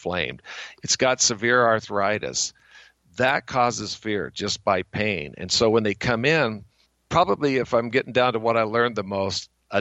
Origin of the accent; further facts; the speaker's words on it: Bonners Ferry, Idaho, United States; also born or lived in New York; my hometown of Bonner's Ferry